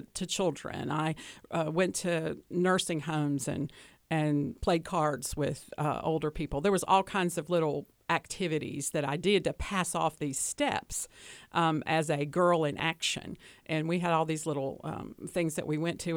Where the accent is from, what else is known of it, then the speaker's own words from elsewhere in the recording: Hickory, North Carolina, United States; accent: Southern; I grew up in Hickory, North Carolina